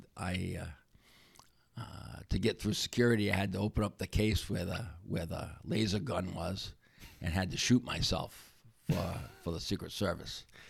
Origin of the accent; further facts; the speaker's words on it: Warwick, Rhode Island, United States; now in Wakefield, United States; I'm from Wakefield, Rhode Island, originally in, from Warwick, Rhode Island